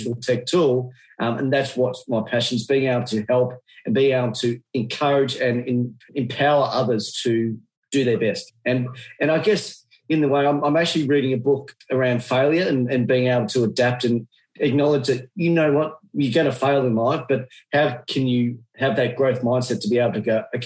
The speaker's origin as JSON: {"language": "English", "country": "Australia", "accent": "Australian", "said": "excuse my Australian accent"}